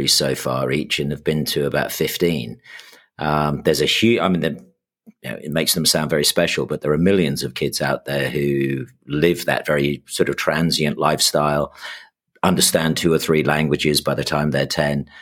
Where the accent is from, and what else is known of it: United Kingdom